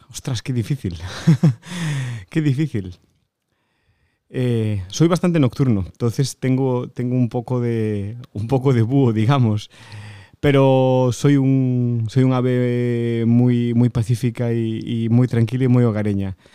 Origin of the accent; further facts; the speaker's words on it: Galicia, Spain; Pues de un de un pequeño pueblecito, un pequeño pueblecito de, de Galicia que se llama Yeriz.